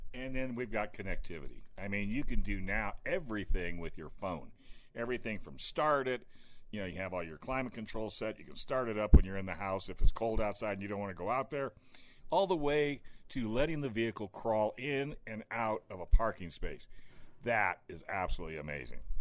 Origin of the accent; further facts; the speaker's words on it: California, United States; I'm from California